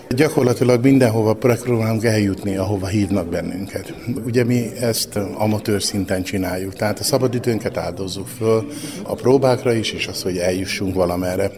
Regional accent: Hungary; Mi énekelni szerető magyar emberek vagyunk

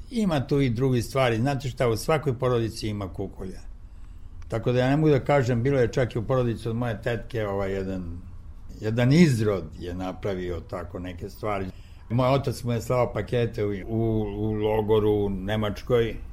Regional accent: Niš, Nišava District, Serbia; moved away; reklo bi se to je moj rodni grad

